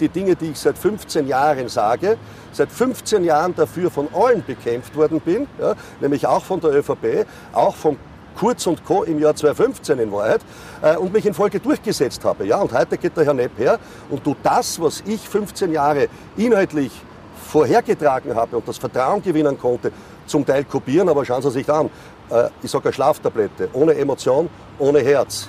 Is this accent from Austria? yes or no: yes; Vienna, Austria; ich bin ein Wiener